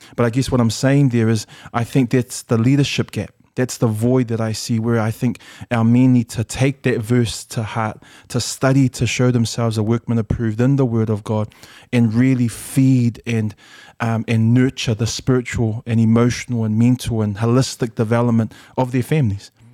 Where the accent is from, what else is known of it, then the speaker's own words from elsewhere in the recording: Auckland, New Zealand; English is a second language; also born or lived in Samoa; we grew up in Mangere PIC.